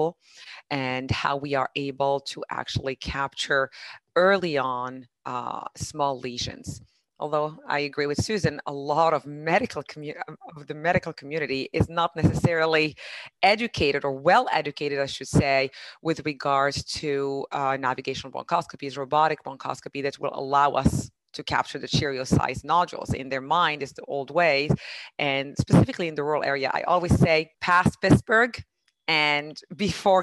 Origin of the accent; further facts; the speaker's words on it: Morocco; English is a second language; moved away as an adult; now in Doylestown, United States; born and raised in Morocco, barely spoke English until 98